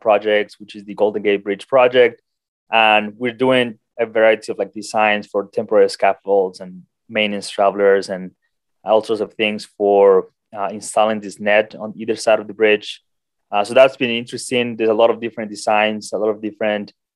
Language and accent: English; Colombia; moved away as an adult; also born or lived in South Dakota, United States; now in United States; I'm originally from Colombia.